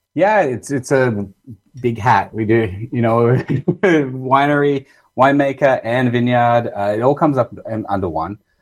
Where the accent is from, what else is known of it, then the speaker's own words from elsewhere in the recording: Australia; accent: Australian; moved away as an adult; now in Canada; I'm originally from Australia. You might tell that from my accent.